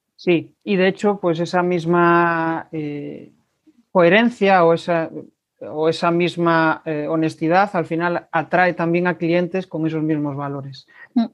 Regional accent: Galicia, Spain; como buenos gallegos

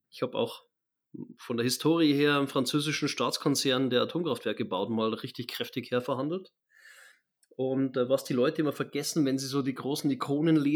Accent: Germany; Ja, genau, das, äh, bin ja doch Deutscher.

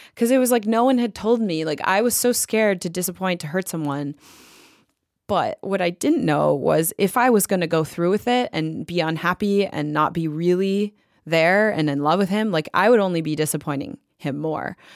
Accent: Detroit, Michigan, United States; born or raised there; moved away as an adult; also born or lived in Los Angeles, California

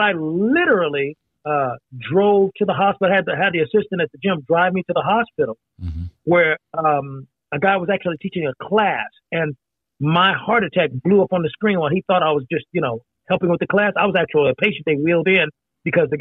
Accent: Indiana, United States; moved away; also born or lived in Meridian, Mississippi; growing up in Indiana, partially in Indiana

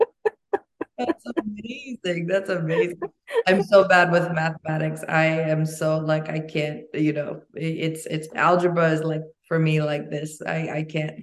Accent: Albania; now in United States; I come from Albania and there, you know, when I was born, there was the communist collapse

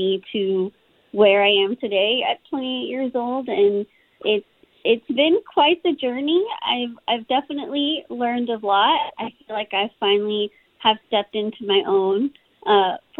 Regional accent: Austin, Texas, United States; I was born in Austin, Texas. I still live here now. I can't picture myself living anywhere else

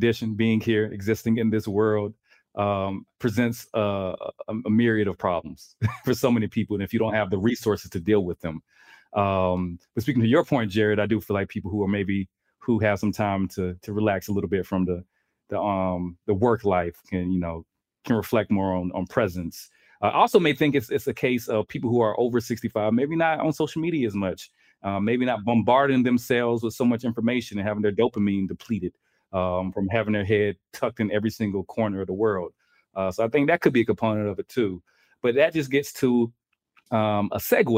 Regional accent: the South, United States; moved away; I'm from the South

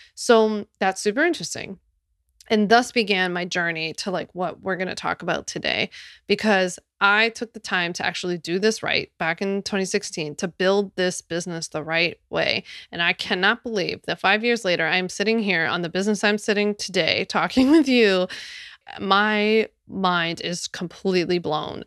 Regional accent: Philadelphia, Pennsylvania, United States; my hometown of Philly.

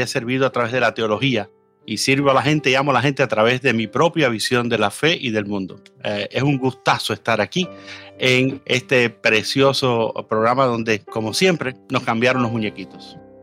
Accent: Cuba; also born or lived in Ecuador; now in United States; nací en Cuba, Vivo en los Estados Unidos desde el año 2000, después que tuve un tiempo viviendo también en Sudamérica, en Ecuador

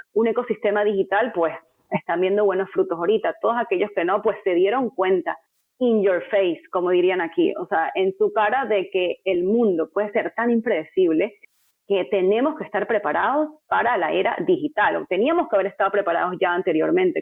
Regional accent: Venezuela; moved away as an adult; now in United States; llegué a este país con ese network meramente por ser venezolana

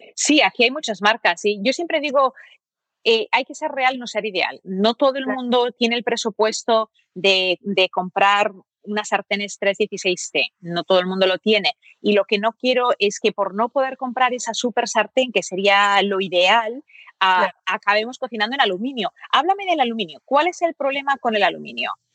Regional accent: Barcelona, Catalonia, Spain; moved away; also born or lived in United States; donde yo me crié en Barcelona

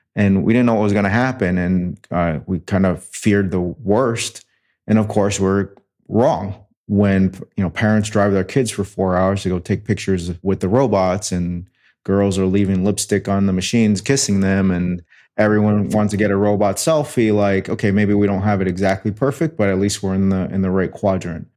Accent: New York City, New York, United States; moved away; also born or lived in Detroit; I was born in New York City.

